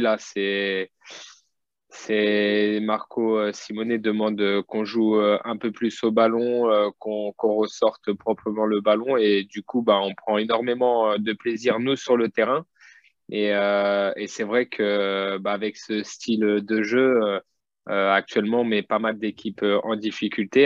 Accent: Châteauroux, Centre-Val de Loire, France; je suis né à Châteauroux. j'ai débuté ici. j'ai ma famille qui est ici

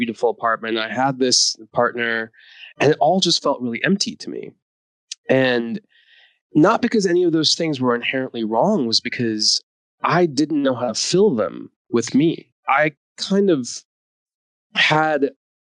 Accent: East Coast of the US, United States; also born or lived in India / New York City; I was born in India. I grew up in the US on the East Coast.

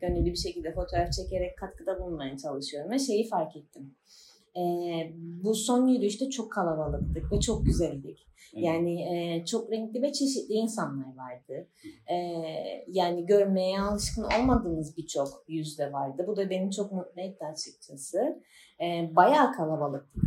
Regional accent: Famagusta, Cyprus; moved away as an adult; now in Çayırova, Cyprus; Mansu'da doğdum, büyüdüm.

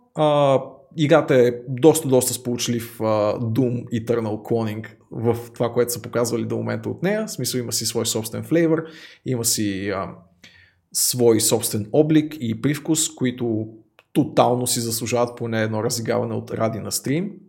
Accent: Bulgaria; Аз съм истински българин

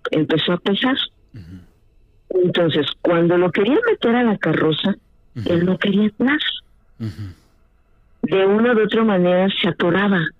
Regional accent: Mexico; now in Watertown, United States; ahí en México, de donde soy.

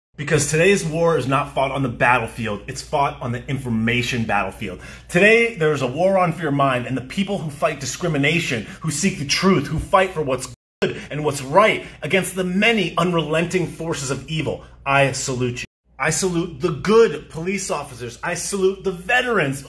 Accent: United States; We are American

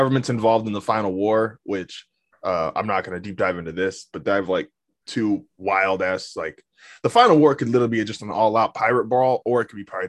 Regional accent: United States; we grew up in America.

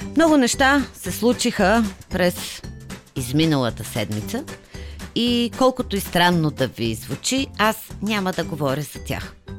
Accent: Sofia, Sofia City, Bulgaria; моя роден град

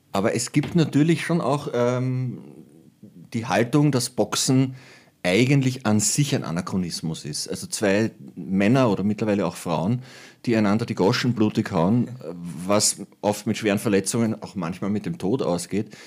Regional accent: Lower Austria, Austria; ich bin ein Niederösterreicher

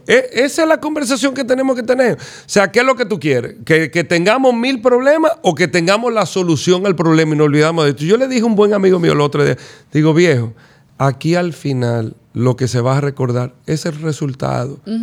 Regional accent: Dominican Republic; nosotros como dominicanos

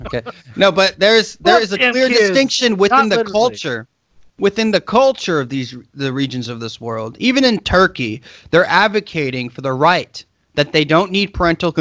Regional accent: United States; I'm an American

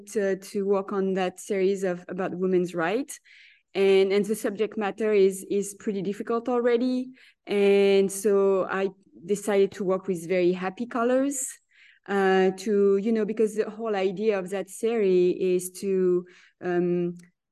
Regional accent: France; moved away as an adult; also born or lived in California / Zurich; now in New York, United States; I was born in France, and but my husband is American. So we moved to California 20 years ago.

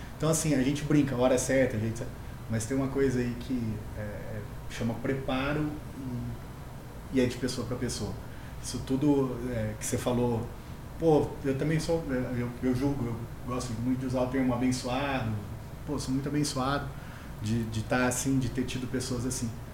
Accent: Mococa, São Paulo, Brazil; accent: interior de São Paulo; also born or lived in Jardinópolis; now in Ribeirão Preto, Brazil; sou natural de Mococa, mas moro em Ribeirão Preto já há um tempo. Morei em algumas cidades como Jardinópolis, enfim, tudo interior ali de São Paulo. Por isso do sotaque

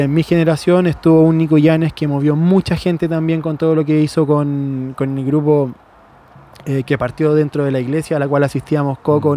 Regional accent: Chile

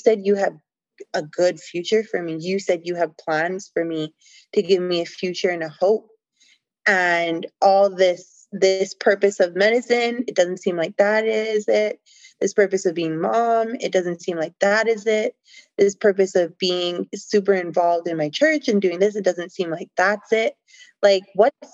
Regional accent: Canada; I'm from Canada

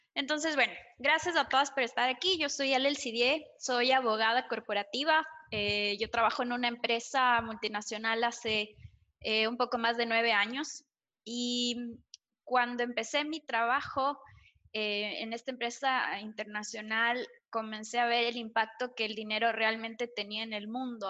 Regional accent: Ecuador; en Ecuador tenemos, una, tenemos, por lo menos cuando yo crecía, una sociedad bastante conservadora

